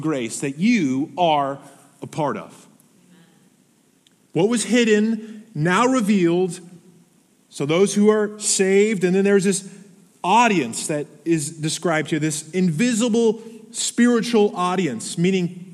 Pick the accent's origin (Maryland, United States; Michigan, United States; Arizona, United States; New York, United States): Arizona, United States; I was born in Arizona